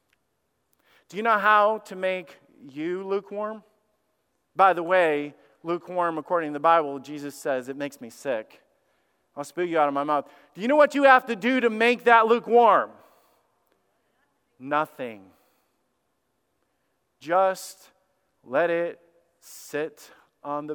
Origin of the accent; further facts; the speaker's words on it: Alabama, United States; I'm a redneck from Alabama